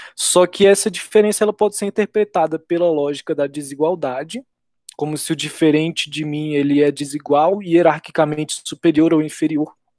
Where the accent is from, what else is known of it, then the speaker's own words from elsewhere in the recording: Brazil; nós mesmos brasileiros